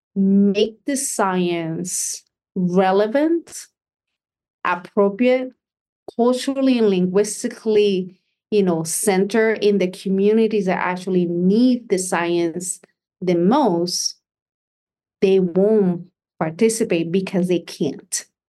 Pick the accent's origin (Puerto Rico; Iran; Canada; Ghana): Puerto Rico; I was born and raised in Puerto Rico